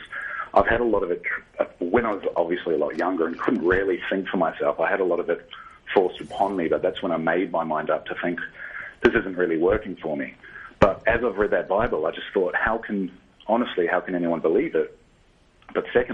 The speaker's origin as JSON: {"language": "English", "country": "New Zealand", "moved": "yes", "lives_now": "Australia", "said": "I'm actually a New Zealander, but I live in Australia."}